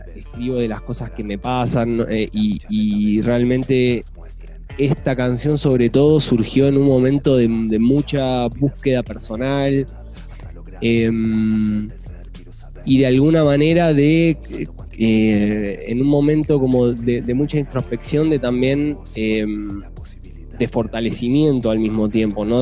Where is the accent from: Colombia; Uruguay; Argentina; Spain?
Uruguay; moved away as an adult; also born or lived in Santiago, Chile; now in Mexico; soy uruguayo, estuve... estuve viviendo los últimos siete años en Chile